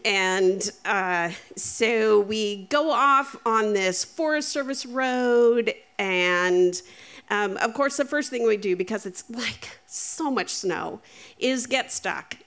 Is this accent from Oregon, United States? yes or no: yes; Eastern Oregon, United States; we grew up in Eastern Oregon